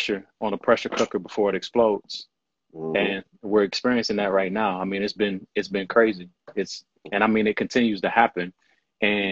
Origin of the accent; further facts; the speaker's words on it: Louisville, Kentucky, United States; I'm born and raised in Louisville, Kentucky.